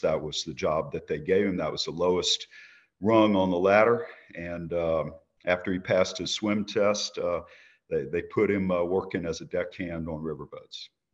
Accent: Baton Rouge, Louisiana, United States; I was born in Baton Rouge, Louisiana, nineteen sixty

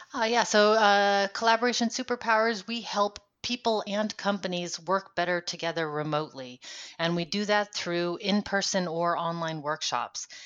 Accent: United States; moved away as an adult; now in Netherlands; I'm an American living in the Netherlands for the last 10 years

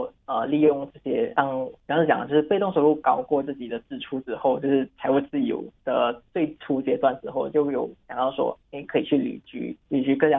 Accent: Penang, Malaysia; 本身的背景啊，嗯呃，算是我来自槟城啦，然后我是跟大多数人一样，就是刚出会出来社会没多久的九零后这样。

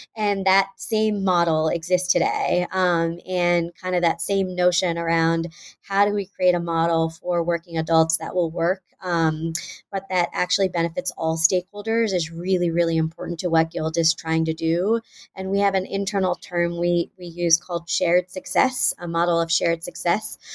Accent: Houston, Texas, United States; moved away as an adult; also born or lived in Pennsylvania; was born and raised in Houston, Texas

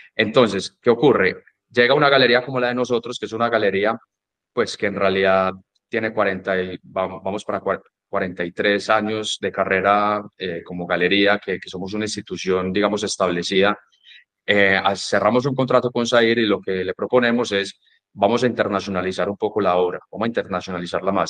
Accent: Medellín, Antioquia, Colombia; moved away as an adult; also born or lived in Dallas, Texas, United States; yo me gradué del colegio aquí en Medellín, yo pues nací en Medellín

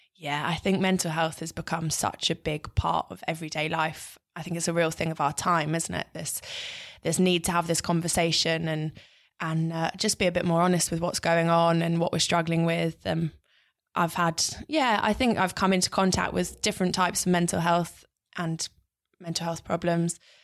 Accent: London, United Kingdom; I grew up in North London

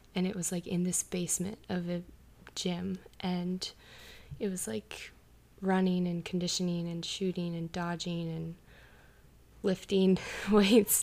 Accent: Towson, Maryland, United States; I'm from Towson, Maryland

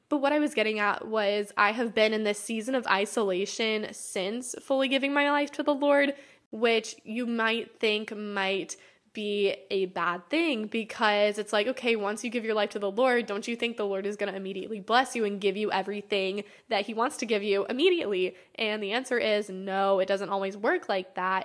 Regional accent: United States; growing up in America

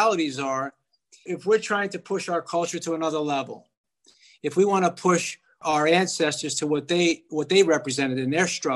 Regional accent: New York City, New York, United States; now in Los Angeles, United States; I'm from the Bronx, New York

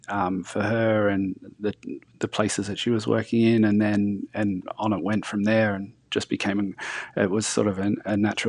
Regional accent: Lithgow, New South Wales, Australia; I grew up in Lithgow. There's not much on offer. It's sort of like, guns and coal mines are the go-to industries there.

